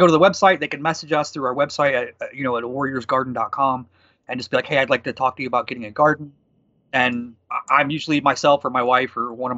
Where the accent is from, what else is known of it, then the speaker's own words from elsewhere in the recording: Indiana, United States; I'm from Indiana